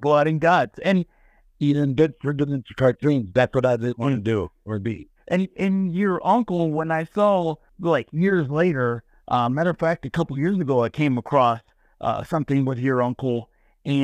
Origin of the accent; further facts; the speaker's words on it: Lansing, Michigan, United States; I'm from Michigan, and the big town is Detroit